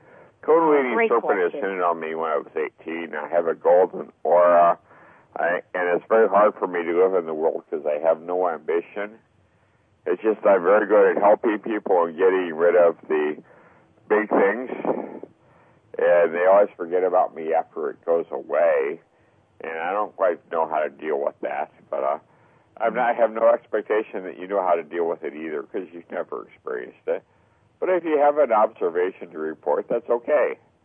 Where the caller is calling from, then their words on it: Melbourne Village, Florida, United States; I'm calling from Melbourne Village, Florida.